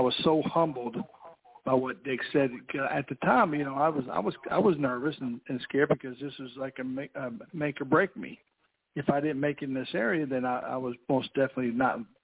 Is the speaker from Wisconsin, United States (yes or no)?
no; New Albany, Indiana, United States; I'm from originally from New Albany, Indiana.